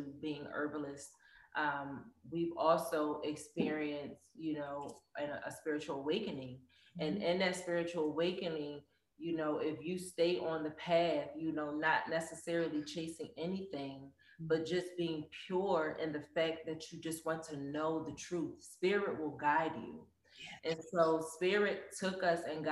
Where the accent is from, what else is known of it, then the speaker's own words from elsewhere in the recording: Philadelphia, Pennsylvania, United States; moved away as an adult; now in Arizona, United States; I'm from Philly.